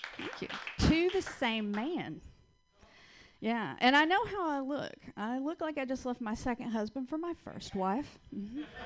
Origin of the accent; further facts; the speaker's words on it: Georgia, United States; accent: Southern; now in Portland, United States; I am originally from Georgia. That's where I get this wonderful little accent from that I can't get rid